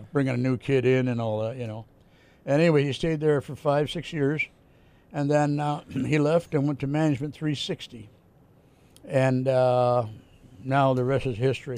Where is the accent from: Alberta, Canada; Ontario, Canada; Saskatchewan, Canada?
Ontario, Canada; Hamilton; moved away; I decided to stay in in uh, in uh, in Hamilton